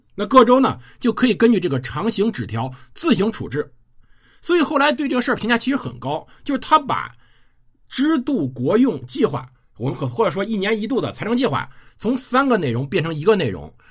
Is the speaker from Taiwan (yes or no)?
no; China; 我们中国人